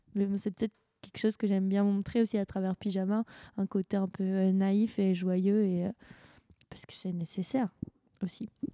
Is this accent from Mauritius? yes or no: no; France; on est français